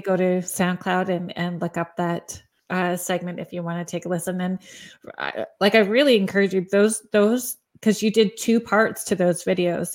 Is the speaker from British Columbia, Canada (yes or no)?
no; Sault Ste. Marie, Ontario, Canada; I'm from Northern Ontario, Sault Ste. Marie area